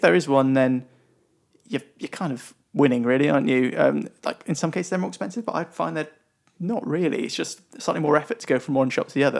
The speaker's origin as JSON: {"language": "English", "country": "United Kingdom", "said": "We are British."}